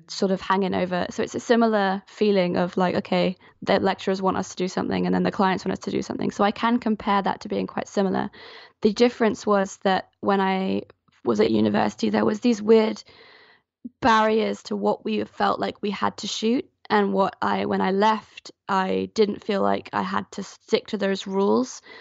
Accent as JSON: {"language": "English", "region": "Geneva", "country": "Switzerland", "tie": "born or raised there", "also_born_or_lived": "London", "moved": "as an adult", "lives_now": "Falmouth, United Kingdom", "said": "I'm actually from Switzerland. I grew up in Geneva until I was eighteen, and then I moved over to Falmouth, where I live now, for university"}